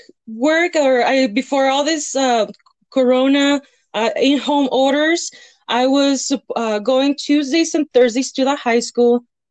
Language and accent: English; Cuauhtémoc, Chihuahua, Mexico; also born or lived in El Paso, United States / Canada; now in Las Cruces, United States; I'm from Las Cruces. I was born in El Paso, raised in Mexico in Cuauhtémoc, Chihuahua. Then I moved between U.S. and Canada.